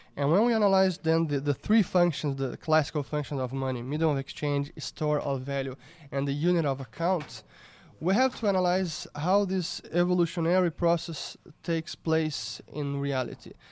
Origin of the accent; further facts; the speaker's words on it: Brazil; I was born in Brazil in nineteen eighty, and I grew up here